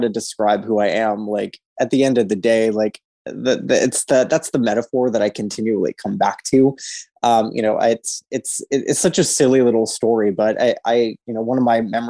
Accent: East Coast, United States; Born and raised on the East Coast

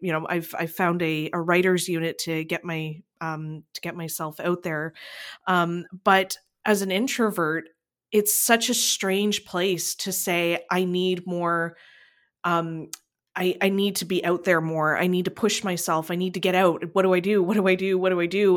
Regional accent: Niagara, Ontario, Canada; I come from Niagara.

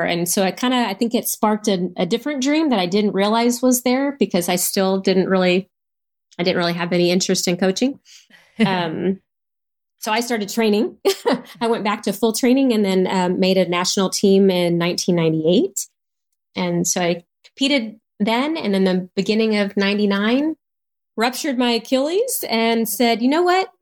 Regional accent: Houston, Texas, United States; I was from Houston

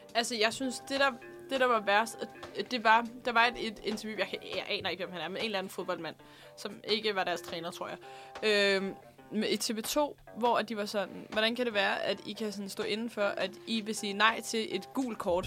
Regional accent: Denmark; jeg er fra Hundvig

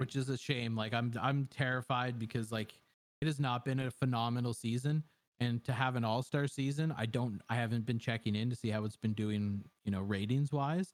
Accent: Canada; I'm a Canadian

